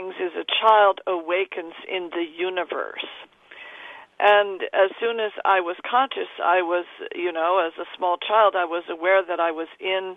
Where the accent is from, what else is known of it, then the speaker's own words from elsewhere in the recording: New England, United States; also born or lived in New York; I was raised in New England, and not in the city, although I was born in New York.